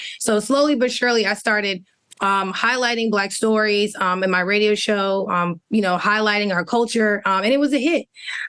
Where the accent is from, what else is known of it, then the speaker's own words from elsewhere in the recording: Baltimore, Maryland, United States; also born or lived in PG County; I'm grew up and I'm originally from Northern Baltimore. I spent some time in PG County.